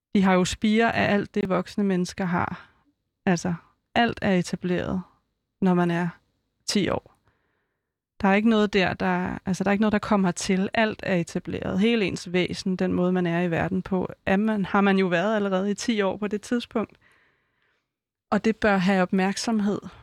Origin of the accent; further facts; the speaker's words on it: Vestegnen, Capital Region of Denmark, Denmark; jeg er jo fra Vestegnen